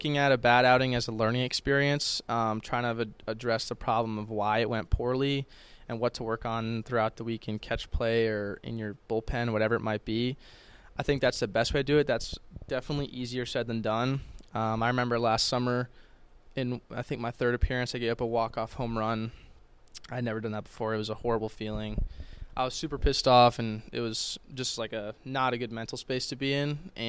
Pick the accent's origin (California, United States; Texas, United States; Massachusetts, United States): Massachusetts, United States; Boston; I'm from Boston, so I've been on Fenway the past few summers with the Cape League.